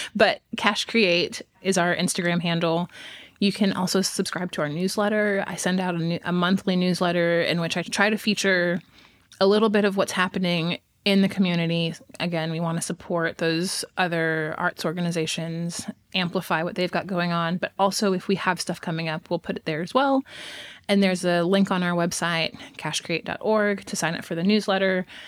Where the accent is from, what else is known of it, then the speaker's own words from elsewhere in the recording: Texas, United States; now in Fayetteville, United States; I am from Texas.